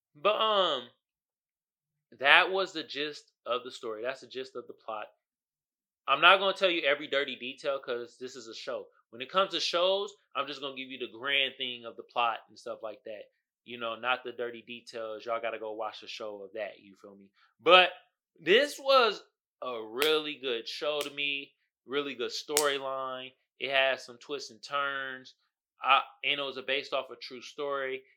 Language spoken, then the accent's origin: English; Oakland, California, United States; growing up in Oakland, which is a black community